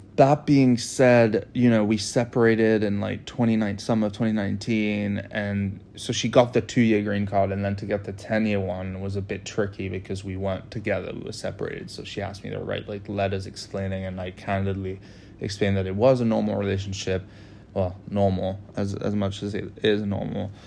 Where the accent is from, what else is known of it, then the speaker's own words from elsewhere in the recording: United States; I'm the American citizen